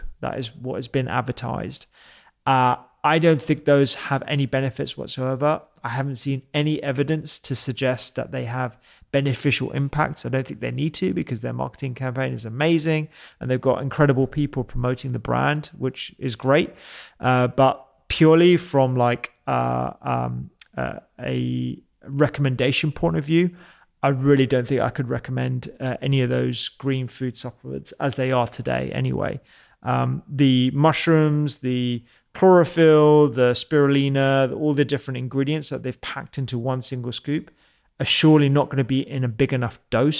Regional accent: India; I'm not just saying that because I'm Indian and I want it to be

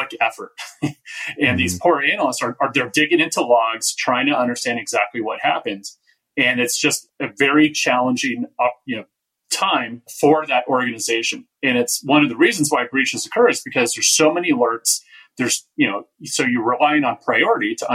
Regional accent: Bay Area, California, United States; I grew up in the Bay Area

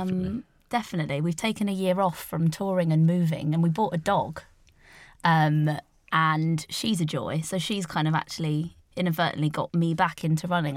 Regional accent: London, United Kingdom; I grew up in Greenwich

